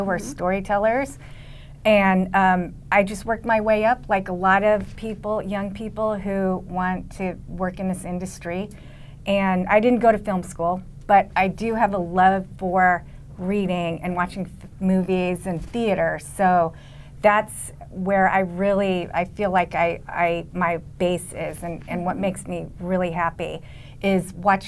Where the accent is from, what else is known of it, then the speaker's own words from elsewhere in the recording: Los Angeles, California, United States; I was born in Los Angeles